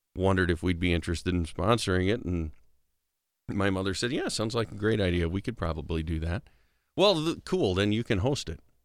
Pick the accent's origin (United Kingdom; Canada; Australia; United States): United States; Big Stone City, South Dakota; also born or lived in Ortonville, Minnesota; I grew up in Big Stone